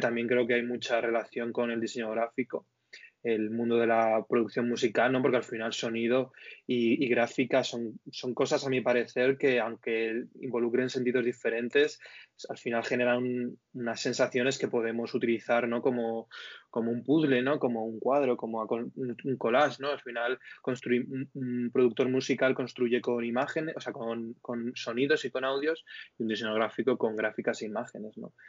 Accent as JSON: {"language": "Spanish", "country": "Spain", "said": "como españoles"}